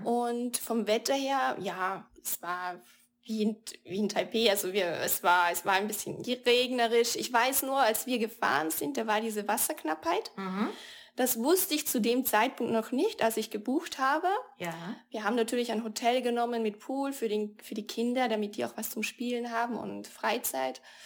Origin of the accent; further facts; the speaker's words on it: Austria; als, als Europäer, als Österreicherin